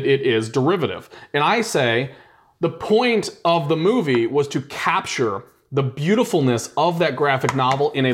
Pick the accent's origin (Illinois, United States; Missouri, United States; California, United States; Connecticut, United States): Missouri, United States; St. Louis; we grew up together here in St. Louis